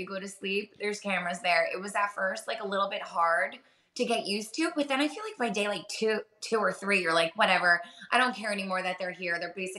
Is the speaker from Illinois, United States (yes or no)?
no; New Jersey, United States; I always do every summer anyway, because I grew up in Jersey.